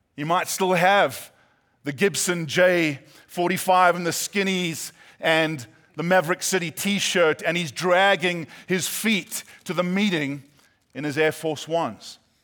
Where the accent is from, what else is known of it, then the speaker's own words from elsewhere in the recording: South Africa; moved away as an adult; now in California, United States; my accent is not Australian, British, or New Zealand. Uh, some say my accent makes me sound smarter than I am. But, uh, yeah, we're from South Africa